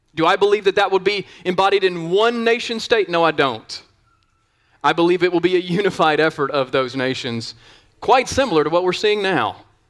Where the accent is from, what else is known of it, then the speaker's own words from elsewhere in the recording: the South, United States; I grew up in the South.